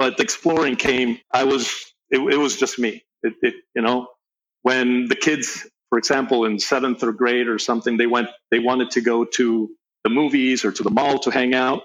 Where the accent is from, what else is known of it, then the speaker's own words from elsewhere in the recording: Venezuela; also born or lived in Caracas, Venezuela / Valencia, Venezuela; I grew up in, between two cities in Venezuela, between Caracas and Valencia